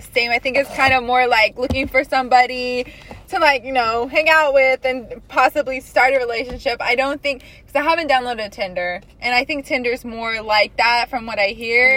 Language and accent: English; Corpus Christi, Texas, United States; I grew up here in Texas